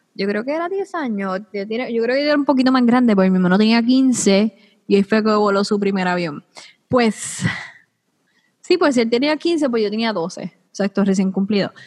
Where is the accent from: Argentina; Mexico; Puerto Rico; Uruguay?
Puerto Rico; yo soy la primera puertorriqueña